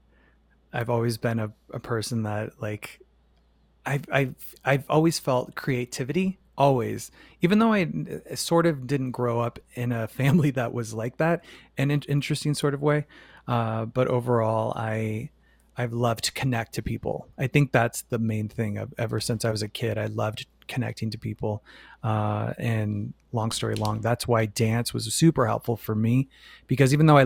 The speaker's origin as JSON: {"language": "English", "town": "Phoenix", "region": "Arizona", "country": "United States", "tie": "born or raised there", "also_born_or_lived": "New York City", "moved": "yes", "said": "Phoenix, Arizona."}